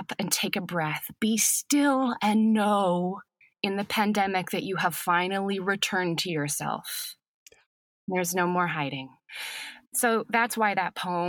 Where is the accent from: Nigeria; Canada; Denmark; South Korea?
Canada; now in Los Angeles, United States; as a Canadian